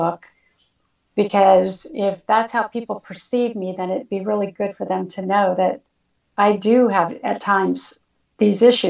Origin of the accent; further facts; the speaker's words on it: California, United States; I'm born and raised in California